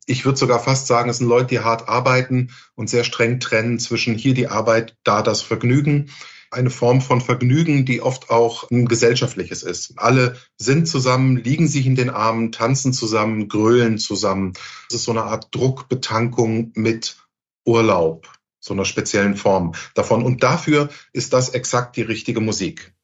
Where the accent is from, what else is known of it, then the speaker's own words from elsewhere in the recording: Hamburg, Germany; Als Hamburger